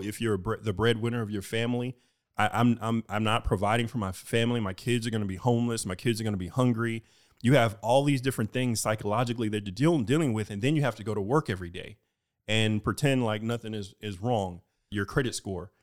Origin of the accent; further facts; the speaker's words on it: Houston, Texas, United States; moved away as an adult; I am from Houston